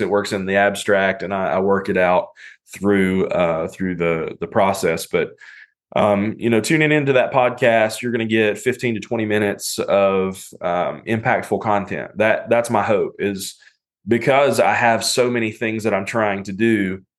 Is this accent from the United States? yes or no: yes; North Carolina, United States; now in Cincinnati, United States; I'm from North Carolina